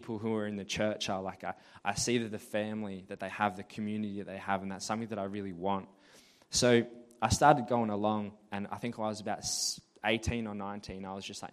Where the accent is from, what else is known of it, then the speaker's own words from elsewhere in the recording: Murray Bridge, South Australia, Australia; also born or lived in Alice Springs, Northern Territory; I grew up in Alice Springs, and when I was 4 years old, I moved to Murray Bridge